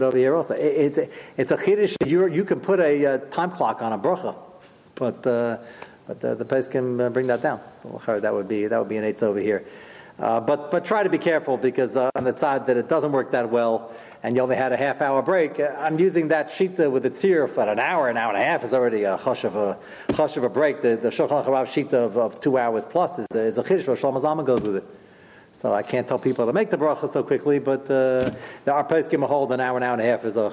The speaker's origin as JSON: {"language": "English", "town": "New York City", "region": "New York", "country": "United States", "moved": "yes", "said": "I'm originally from Brooklyn"}